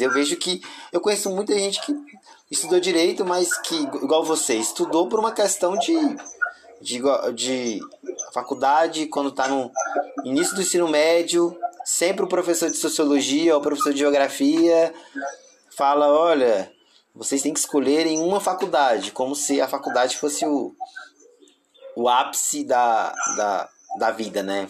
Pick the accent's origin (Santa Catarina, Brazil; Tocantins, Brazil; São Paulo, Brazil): Tocantins, Brazil; sou do Tocantins